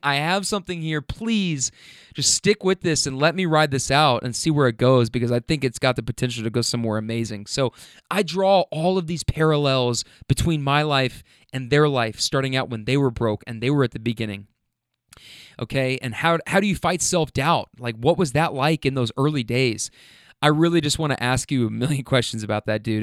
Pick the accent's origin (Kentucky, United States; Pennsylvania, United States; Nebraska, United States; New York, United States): Kentucky, United States; Louisville; moved away as an adult; also born or lived in Lexington, Kentucky; now in Atlanta, United States; I'm from Louisville, Kentucky